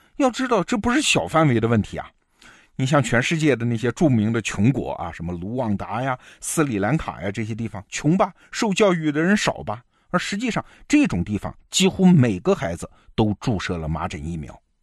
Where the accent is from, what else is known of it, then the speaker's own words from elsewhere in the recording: China; 我们中国人